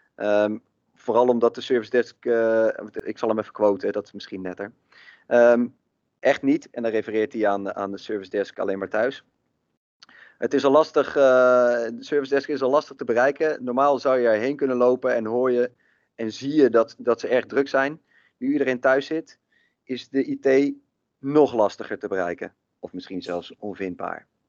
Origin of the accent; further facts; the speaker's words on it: Maarssen, Utrecht, Netherlands; ik kom uit Maarsen.